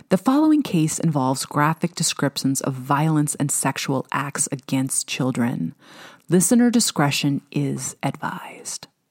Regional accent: Washington, United States; my home state of Washington

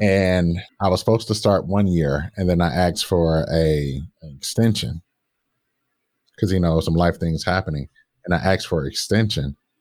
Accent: Detroit, Michigan, United States; growing up in Detroit

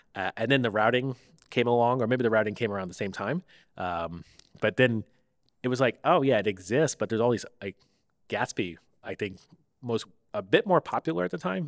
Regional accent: Tampa, Florida, United States; moved away as an adult; also born or lived in Oakland; now in San Francisco Bay Area, United States; I'm from Tampa

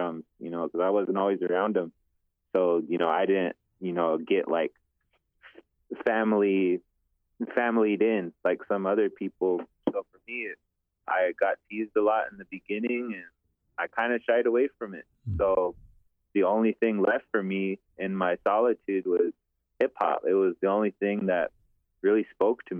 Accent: Eagle Butte, South Dakota, United States; also born or lived in Crow Creek / Fort Thompson; I grew up in Eagle Butte and Crow Creek, Fort Thompson area

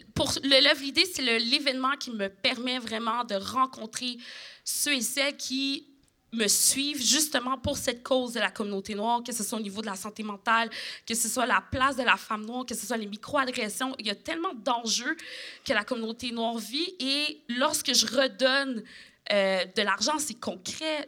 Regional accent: Quebec, Canada; je suis québécoise

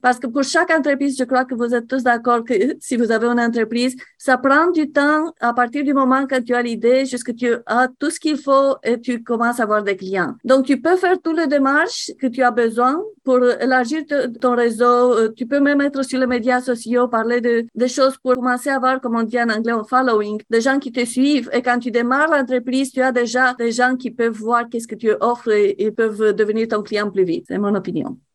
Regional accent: Romania; French is a second language; now in Canada; moi je suis roumaine, donc les deux langues sont euh, des langues étrangères pour moi, le français et l'anglais.

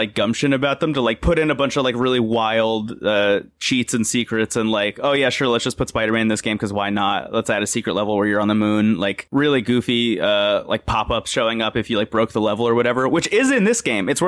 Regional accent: New Jersey, United States; Stephen and I grew up in New Jersey, so there were a ton of malls everywhere.

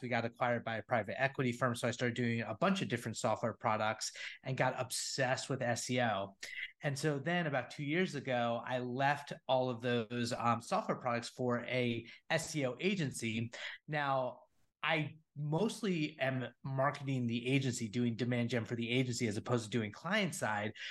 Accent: New Jersey, United States; moved away as an adult; also born or lived in San Francisco; I'm a Northeast guy, grown, born and raised in Jersey

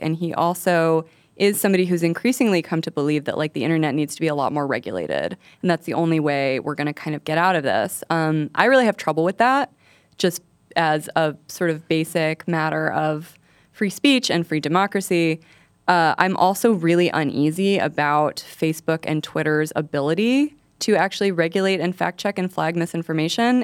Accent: New Mexico, United States; I did not grow up in the alien part of New Mexico

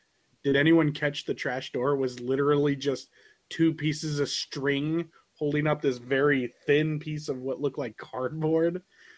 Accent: Midwest, United States; being a Midwesterner

